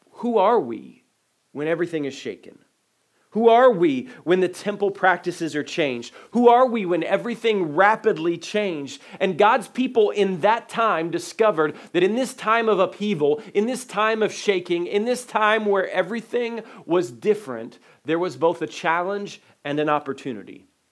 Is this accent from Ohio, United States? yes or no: yes; Dayton, Ohio, United States; When I was a little guy uh, growing up in Dayton, Ohio